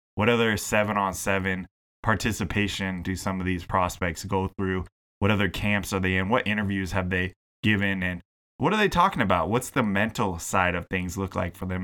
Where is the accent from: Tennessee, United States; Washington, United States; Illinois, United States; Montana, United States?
Washington, United States; Seattle; moved away as an adult; now in British Columbia, Canada; my hometown is the Seattle area. My home region is the Pacific Northwest.